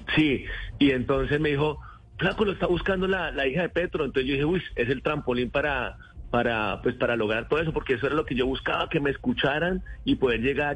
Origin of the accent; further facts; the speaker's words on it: Rivera, Huila, Colombia; also born or lived in Neiva; nosotros somos de Neiva, yo soy de Rivera, municipio verde de Colombia